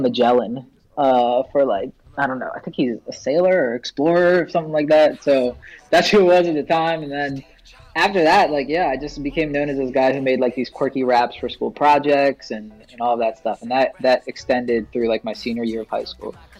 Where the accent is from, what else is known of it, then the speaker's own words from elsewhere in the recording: Philadelphia area, Pennsylvania, United States; also born or lived in Pittsburgh; I pretty much spent my entire life in the Philadelphia area